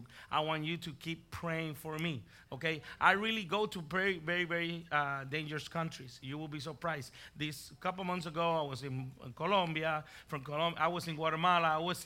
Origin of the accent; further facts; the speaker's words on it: Puerto Rico; also born or lived in Bronx, New York; now in Texas, United States; Then I was raised in Puerto Rico.